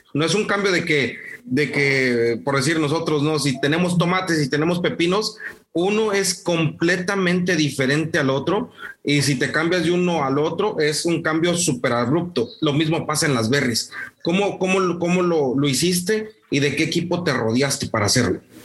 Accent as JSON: {"language": "Spanish", "region": "Morelos", "country": "Mexico", "moved": "yes", "lives_now": "Monterrey, Mexico", "said": "yo soy de Morelos, vivo en Monterrey, pero soy de Morelos"}